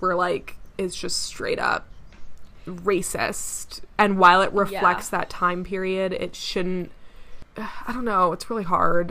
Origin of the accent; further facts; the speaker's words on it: Jamaica; So even though I'm Jamaican, I didn't really realize this, but when he's singing under the sea, he's in a like typical Jamaican accent